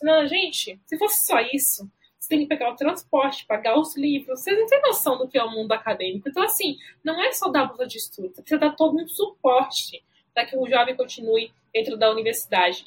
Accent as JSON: {"language": "Portuguese", "town": "Alagoinhas", "region": "Bahia", "country": "Brazil", "tie": "born or raised there", "moved": "as an adult", "lives_now": "São Paulo, Brazil", "said": "eu fui criada no interior de Alagoinhas pelos meus avós"}